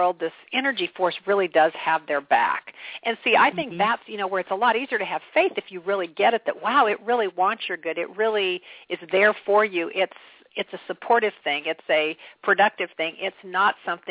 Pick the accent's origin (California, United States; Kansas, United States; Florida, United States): Kansas, United States; I'm a person from Kansas